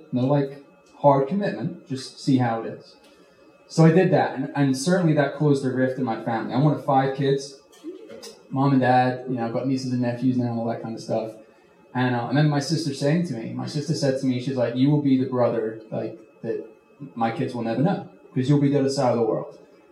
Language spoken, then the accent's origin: English; United Kingdom; accent: mixed; I'm originally from the UK. I'm British, but I've been here a long time now, so my accent is just like a gumbo.